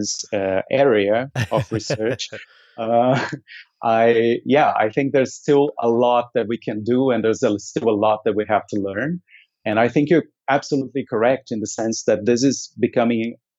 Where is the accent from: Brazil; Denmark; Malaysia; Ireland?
Brazil; now in Germany; I am originally from Brazil